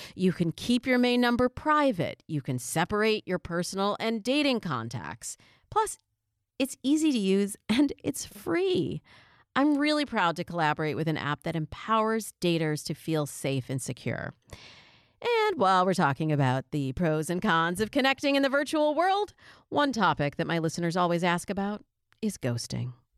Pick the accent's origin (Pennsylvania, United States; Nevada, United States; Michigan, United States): Michigan, United States; also born or lived in New York; now in California, United States; Michigan, my home state